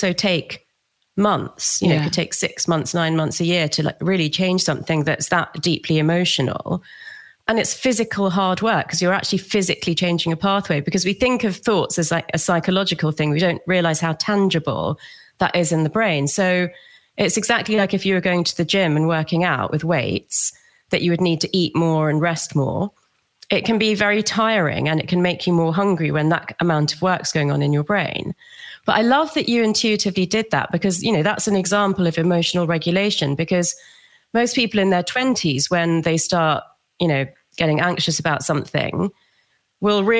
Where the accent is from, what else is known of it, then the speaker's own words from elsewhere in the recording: London, United Kingdom; also born or lived in Australia; I grew up in London